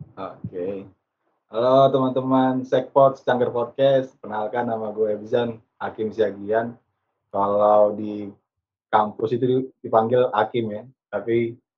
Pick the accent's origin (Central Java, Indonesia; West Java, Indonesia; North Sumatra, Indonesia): North Sumatra, Indonesia; Pematangsiantar; moved away as an adult; also born or lived in Medan; now in Jakarta, Indonesia